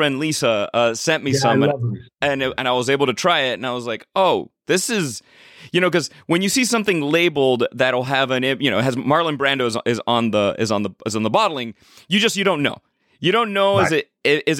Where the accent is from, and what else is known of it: Miami, Florida, United States; born or raised there